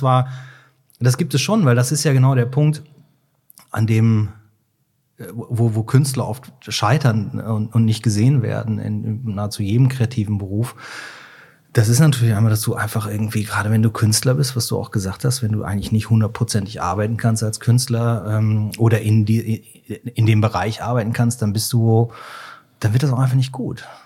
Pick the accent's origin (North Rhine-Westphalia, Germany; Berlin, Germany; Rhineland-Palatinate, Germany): North Rhine-Westphalia, Germany; Cologne; ich komme ja aus Köln